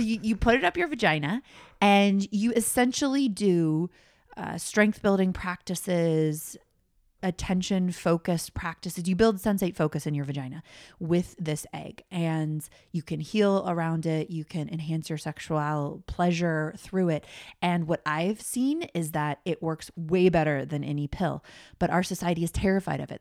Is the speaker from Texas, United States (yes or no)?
no; Colorado, United States; I grew up in Colorado, normal American family